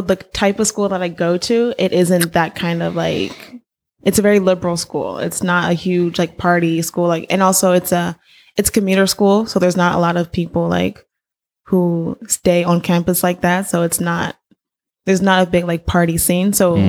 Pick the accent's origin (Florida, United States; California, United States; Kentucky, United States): California, United States; Inglewood; moved away as an adult; now in San Francisco, United States; I am born and raised in Los Angeles, Inglewood, California